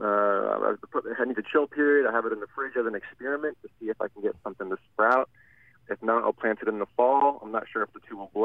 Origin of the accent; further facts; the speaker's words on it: Allentown, Pennsylvania, United States; now in Washington, D.C., United States; I'm also actually from Allentown